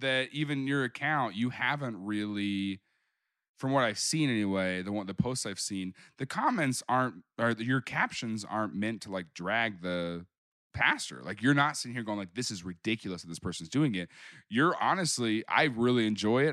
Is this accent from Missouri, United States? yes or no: yes; Springfield, Missouri, United States; moved away as an adult; now in Kansas City, United States; I grew up down in Springfield